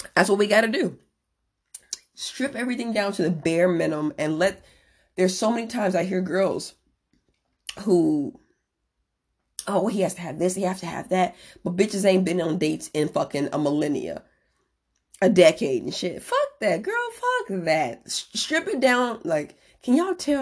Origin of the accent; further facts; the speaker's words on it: Merrillville, Indiana, United States; moved away as an adult; now in San Diego, United States; I'm originally from Maryville, Indiana